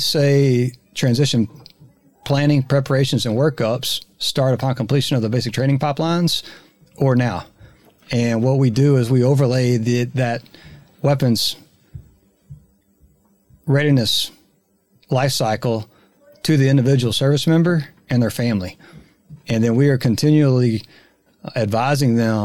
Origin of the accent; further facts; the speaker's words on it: Texas, United States; accent: Texas; my Texas accent